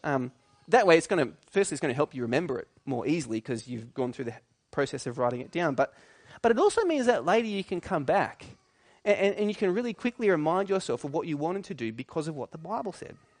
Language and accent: English; New South Wales, Australia; I grew up in New South Wales